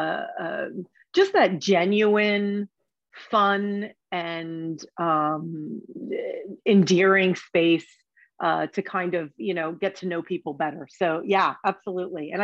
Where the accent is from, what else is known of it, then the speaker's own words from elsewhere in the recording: New Jersey, United States; moved away; I'm originally from Jersey, and when I moved back to Jersey, as in Asbury Park